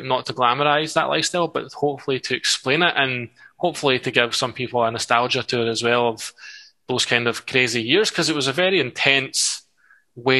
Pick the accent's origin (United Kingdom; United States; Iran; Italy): United Kingdom; Livingston, Scotland; Ladywell was an amazing place to grow up in a lot of ways.